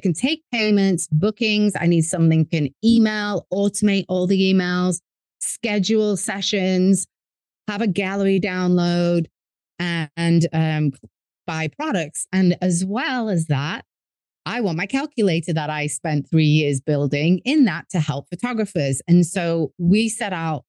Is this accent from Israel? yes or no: no; England, United Kingdom; moved away as an adult; now in New York, United States; as you can tell by my accent, I'm from England, but my dad's American. And after undergrad, I moved to America. I'm currently in New York